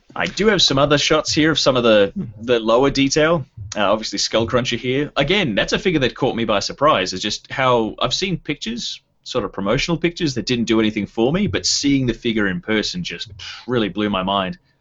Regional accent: Tasmania, Australia; I'm from Tasmania

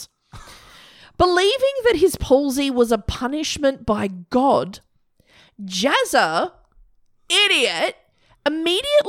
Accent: Australia; we're Australian

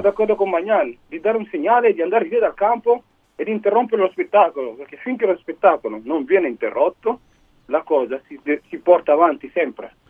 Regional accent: Cuneo, Piedmont, Italy; Mia moglie è di Cuneo, mia figlia è nata a Cuneo, noi siamo di Cuneo

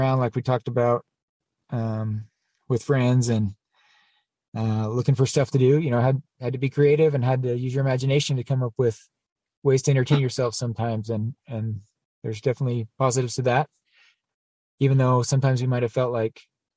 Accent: Nephi, Utah, United States; growing up in Nephi

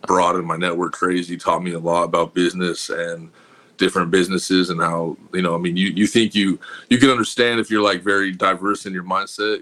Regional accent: Denver, Colorado, United States; I grew up in Colorado, in Denver.

